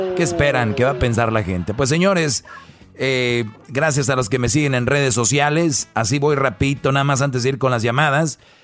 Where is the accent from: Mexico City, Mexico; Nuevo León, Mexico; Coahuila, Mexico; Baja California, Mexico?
Nuevo León, Mexico; Monterrey; soy de Monterrey, somos regios